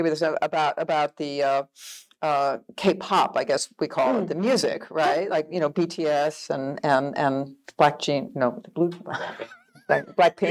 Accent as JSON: {"language": "English", "country": "United States", "said": "as an American"}